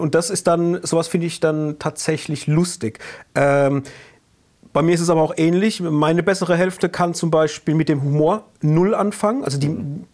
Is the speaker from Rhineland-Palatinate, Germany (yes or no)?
yes; Rhineland-Palatinate, Germany; accent: Palatine dialect; wir sind ja hier aus der Pfalz und unser Dialekt ist ja, wenn wir im Dialekt sprechen, auch nicht der einfachste